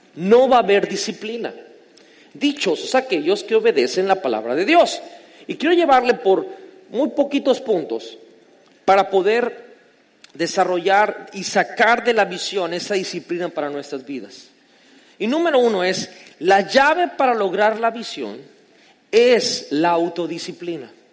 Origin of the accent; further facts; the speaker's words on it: Mexico; yo amo mi tierra de México, soy mexicano con todo el orgullo